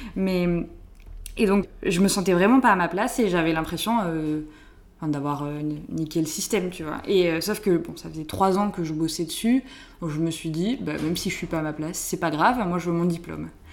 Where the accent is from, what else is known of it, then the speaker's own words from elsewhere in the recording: southern France, France; Je viens d'une euh, petite famille de viticulteurs dans le sud de la France. Mes parents font du vin et j'ai grandi, euh, là-bas